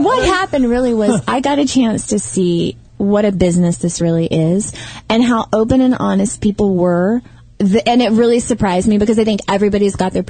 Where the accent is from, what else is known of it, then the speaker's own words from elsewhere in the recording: Texas, United States; now in Los Angeles, United States; we're from Texas.